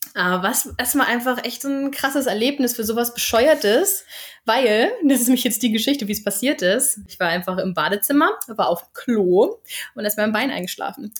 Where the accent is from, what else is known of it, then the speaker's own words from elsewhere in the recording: Northern Germany, Germany; moved away as an adult; now in Sweden; ich komme ja aus Norddeutschland.